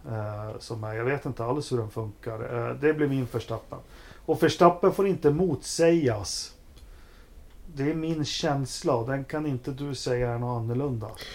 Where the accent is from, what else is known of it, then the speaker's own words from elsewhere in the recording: Västerås, Västmanland, Sweden; här i Västerås där jag bodde